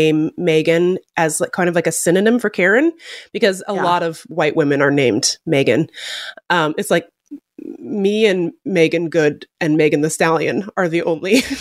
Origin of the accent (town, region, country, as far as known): Seattle, Washington, United States